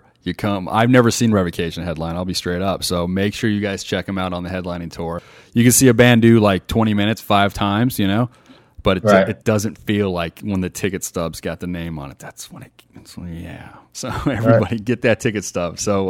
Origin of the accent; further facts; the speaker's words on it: Las Vegas, Nevada, United States; Ah, that's my hometown.